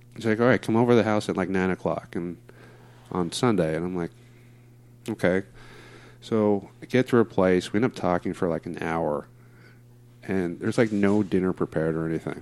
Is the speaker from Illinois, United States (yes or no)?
no; Diamond Bar, California, United States; now in Placentia, United States; I grew up uh, Diamond Bar for most of my life